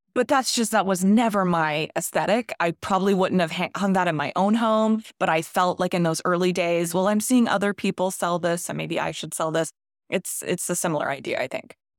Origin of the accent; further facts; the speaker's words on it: Ponte Vedra Beach, Florida, United States; grew up in Ponte Vedra Beach, Florida, which is a coastal area, mostly in the nineties